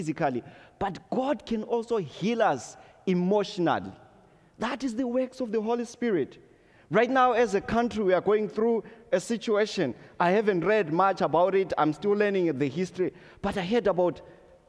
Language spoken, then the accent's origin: English; Zimbabwe; moved away; growing up in Zimbabwe